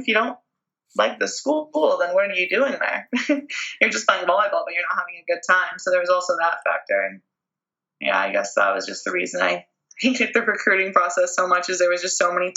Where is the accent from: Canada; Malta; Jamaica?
Canada; being Canadian